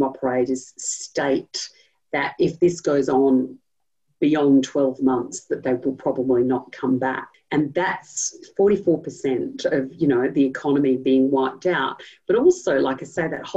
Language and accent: English; Sydney, New South Wales, Australia; moved away as an adult; now in Melbourne, Australia; I'm not from Melbourne originally, and I'm from the city up the north, and sold that city for many years